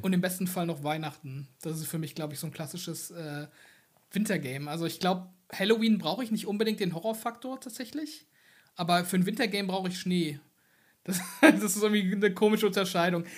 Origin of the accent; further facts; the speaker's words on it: Germany; ich komme ja aus dem Rheinland und äh, auch eher aus dem ländlichen Bereich